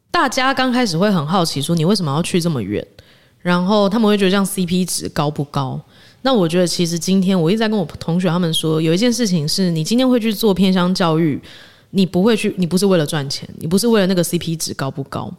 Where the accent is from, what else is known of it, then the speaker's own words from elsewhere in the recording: Kaohsiung, Taiwan; first language Hokkien; moved away as an adult; also born or lived in San Francisco / New York; 我自己从小也在高雄长大